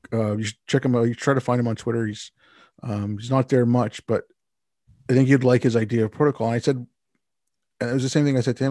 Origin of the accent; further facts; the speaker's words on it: Montreal, Quebec, Canada; I grew up in Montreal